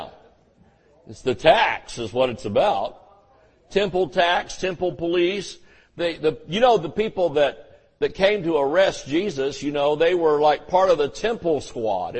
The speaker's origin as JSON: {"language": "English", "region": "the South", "country": "United States", "tie": "born or raised there", "said": "I grew up in the South where everybody explained things in those tones."}